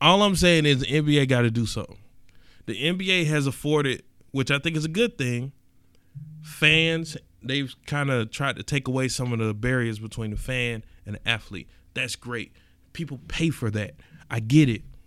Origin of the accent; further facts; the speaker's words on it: East Point, Georgia, United States; I'm from East Point